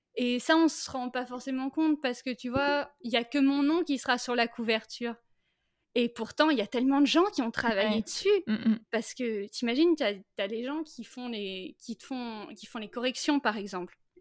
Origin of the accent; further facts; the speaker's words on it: Brittany, France; also born or lived in Saint-Malo; now in Finistère, France; Je suis née à Saint-Malo mmh et j'ai grandi après euh, entre euh, l'île-et-Vilaine et les Côtes d'Armor